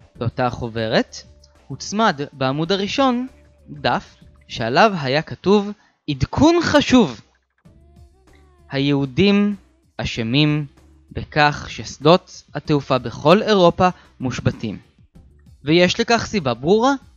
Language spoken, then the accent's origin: Hebrew; Beersheba, Southern District, Israel; אני מבאר שבע